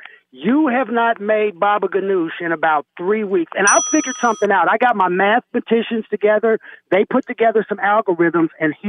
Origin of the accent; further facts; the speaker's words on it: Kansas City, Missouri, United States; you know I'm from Kansas City